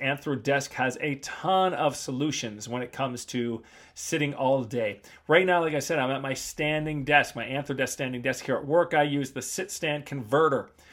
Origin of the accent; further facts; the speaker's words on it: Canada; moved away as an adult; also born or lived in Asia; I just grew up in North America, and I grew up in North American gyms, you know, as Toronto gyms, Vancouver gyms